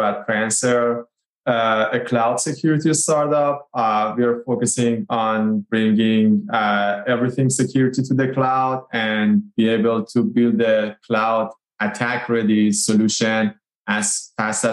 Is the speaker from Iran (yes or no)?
yes; Iran; now in San Diego, United States; originally I'm from Iran